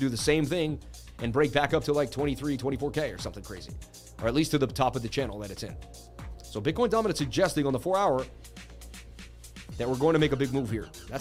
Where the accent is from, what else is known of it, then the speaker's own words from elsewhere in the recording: Boston, Massachusetts, United States; I grew up in Boston where we did the Freedom Trail